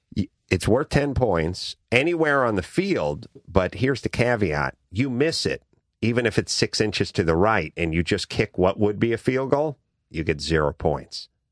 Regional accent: Los Angeles, California, United States; I'm from North Hollywood

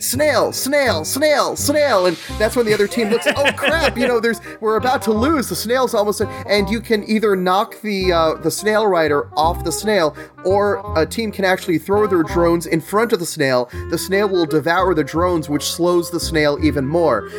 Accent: Long Island, New York, United States; moved away as an adult; also born or lived in Boston / New Jersey; now in Jersey City, United States; I grew up on Long Island

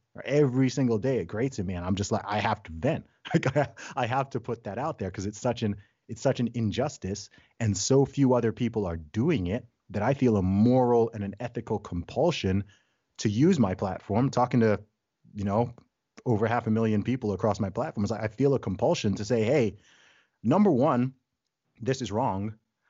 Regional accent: Saudi Arabia; also born or lived in England, United Kingdom; So I was born in England. I'm British by nationality, but I grew up in the Middle East, in Saudi Arabia. My family background's originally from Nigeria.

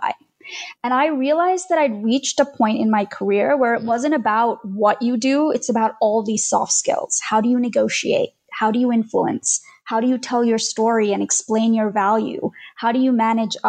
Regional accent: Australia; moved away as an adult; also born or lived in India; now in United States; We moved from India to Australia when I was 9

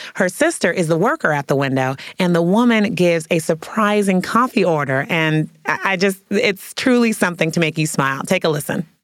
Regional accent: San Francisco, California, United States; I grew up in San Francisco, California

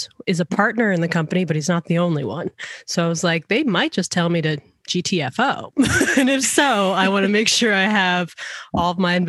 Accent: Georgia, United States; moved away as an adult; also born or lived in Seattle; we were going to move to Georgia because that's my home state

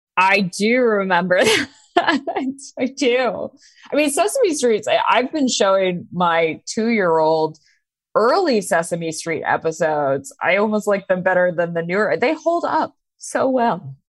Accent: Maine, United States; I grew up in Maine

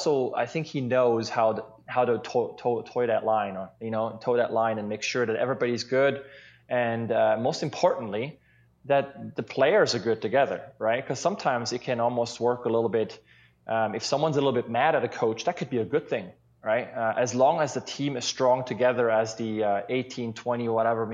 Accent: Switzerland; now in Seattle, United States; growing up in Switzerland

